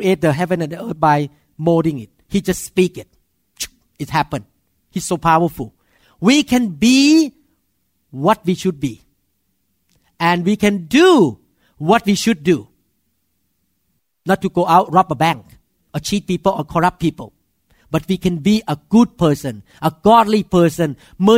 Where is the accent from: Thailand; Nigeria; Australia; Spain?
Thailand; moved away; as a Thai man, I grew up in Thailand